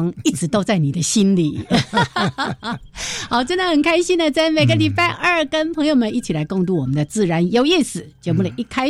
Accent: Changhua County, Taiwan; moved away; 我这个周末才刚回彰化，

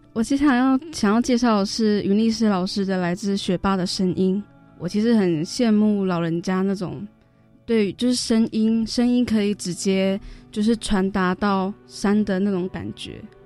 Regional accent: Taiwan; 我的家乡就是大安溪

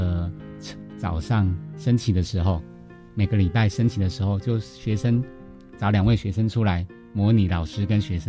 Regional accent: Penghu County, Taiwan; 我刚好就在我们龙门 国小隔壁隔壁村，所以离其实如果老家来到龙门国小，大概两三分钟就

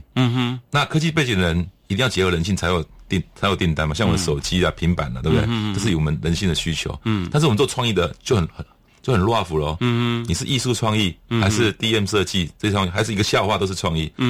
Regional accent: Tainan, Taiwan; 因为我在安平成长啊。

